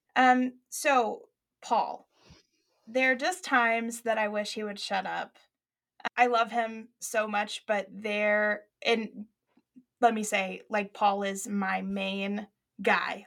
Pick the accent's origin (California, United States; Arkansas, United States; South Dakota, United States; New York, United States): Arkansas, United States; Arkadelphia; the church that I went to in Arkadelphia, Arkansas, small town